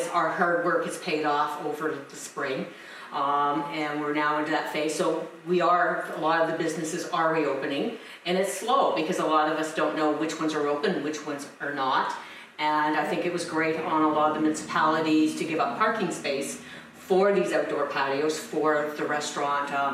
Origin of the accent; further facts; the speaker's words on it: Chatsworth, Ontario, Canada; I'm from Chatsworth. I live in Chatsworth.